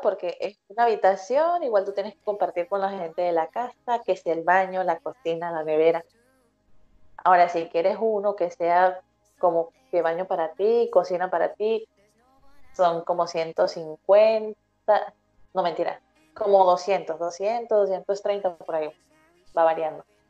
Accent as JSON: {"language": "Spanish", "country": "Venezuela", "moved": "as an adult", "lives_now": "Los Ángeles, Chile", "said": "siendo venezolana, que, que sea aquí en Chile tan lejos"}